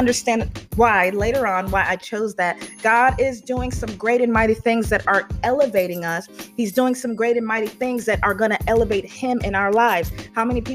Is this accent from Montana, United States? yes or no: no; Chicago area, Illinois, United States; moved away; my hometown area around Hanover Park, Illinois, Chicago, Illinois, Elgin, Illinois